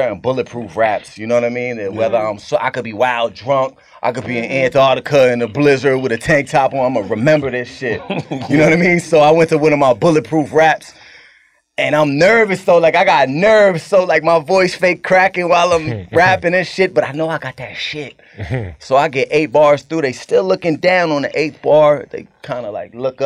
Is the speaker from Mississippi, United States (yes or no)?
no; Cambridge, Massachusetts, United States; I'm from Cambridge, it's like a little different, but it's right next to it.